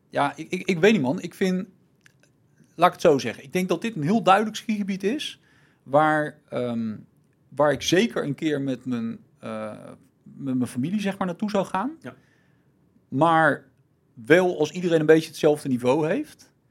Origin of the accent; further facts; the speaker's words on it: Germany; Jij bent ja, niet de Duitser. ik ben een Duitser, maar ja.